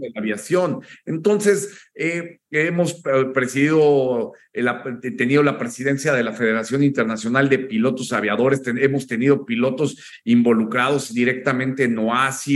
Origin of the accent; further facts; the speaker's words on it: Mexico; teníamos seis días de vacaciones como mexicanos